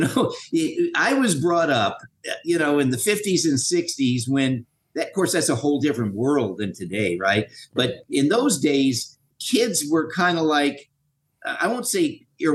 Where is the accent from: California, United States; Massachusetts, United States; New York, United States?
California, United States; Los Angeles; I was born in Los Angeles, Queen of Angels Hospital, sixth floor.